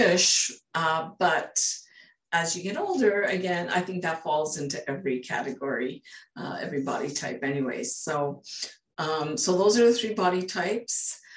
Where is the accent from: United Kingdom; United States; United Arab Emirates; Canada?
Canada; British Columbia; I'm from British Columbia, Canada.